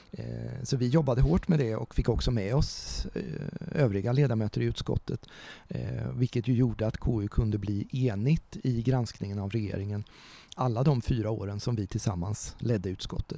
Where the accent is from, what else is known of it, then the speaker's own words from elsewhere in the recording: Ödeshög, Östergötland, Sweden; also born or lived in Bromma, Stockholm / Mjölby / Motala / Linköping; now in Norrköping, Sweden; Jag är uppvuxen mm. i Ödeshög, har gått på gymnasiet i Mjölby, bott många år i Motala, jobbat och pluggat i Linköping